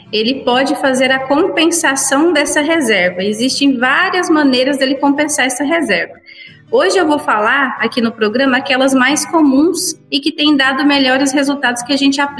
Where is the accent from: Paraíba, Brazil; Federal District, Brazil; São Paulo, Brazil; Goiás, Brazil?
Goiás, Brazil; Cachoeira Alta; Sim, somos aqui de Cachoeira Alta.